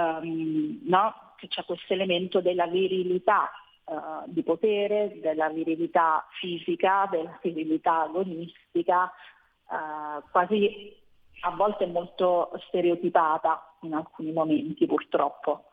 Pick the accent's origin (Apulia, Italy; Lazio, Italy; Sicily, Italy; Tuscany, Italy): Lazio, Italy; Rome; Io sono di Roma